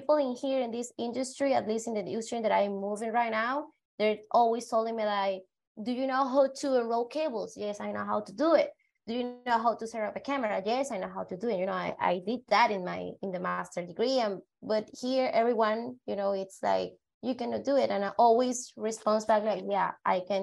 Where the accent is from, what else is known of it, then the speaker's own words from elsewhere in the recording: Venezuela; I'm come from Venezuela